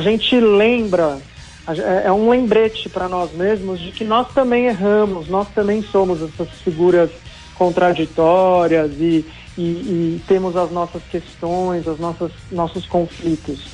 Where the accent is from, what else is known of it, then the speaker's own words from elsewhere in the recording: Santos, São Paulo, Brazil; não nasci em Santos, mas uhum. mudei para lá uhum. criança e acho que me encontrei também como ele, assim, na cidade